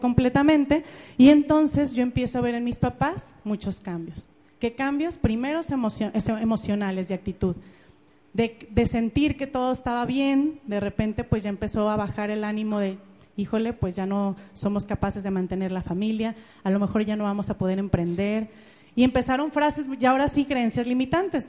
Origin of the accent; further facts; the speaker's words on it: Ameca, Jalisco, Mexico; yo soy de Ameca, es un pueblito que está en Jalisco, está como a una hora de Guadalajara, es un pueblito muy bonito, y yo nací ahí hace tal cual 31 años.